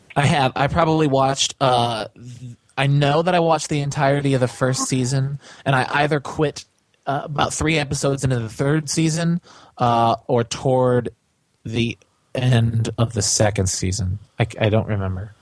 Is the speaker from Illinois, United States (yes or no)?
yes; Chicago, Illinois, United States; I grew up in Chicago